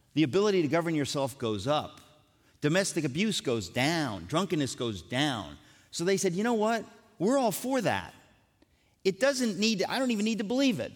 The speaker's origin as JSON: {"language": "English", "country": "United States", "tie": "born or raised there", "said": "I grew up in America"}